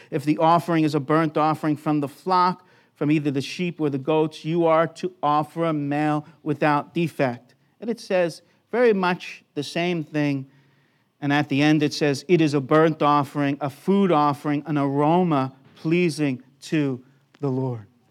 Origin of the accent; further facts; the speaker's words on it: United States; now in Brisbane, Australia; born in America